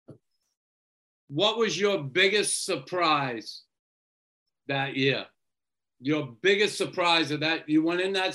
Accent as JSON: {"language": "English", "country": "United States", "said": "me being an American"}